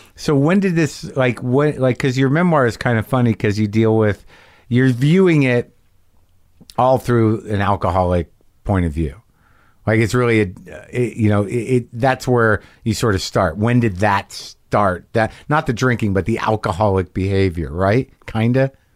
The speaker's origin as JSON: {"language": "English", "town": "Albuquerque", "region": "New Mexico", "country": "United States", "tie": "born or raised there", "moved": "yes", "said": "I grew up in New Mexico"}